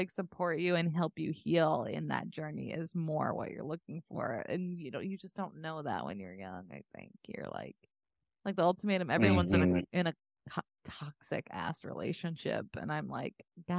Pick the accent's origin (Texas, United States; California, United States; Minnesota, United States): Texas, United States; As someone from Texas who like saw girls who went to college to get their MRS, you know what I mean?